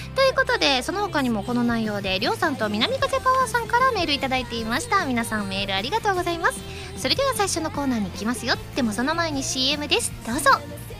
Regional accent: Osaka, Japan; 私ね関西人ですからね大阪人

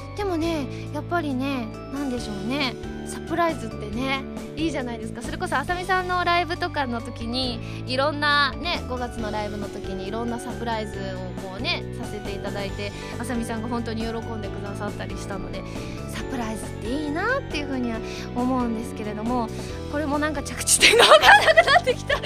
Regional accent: Osaka, Japan; moved away; 次大阪に帰った時は

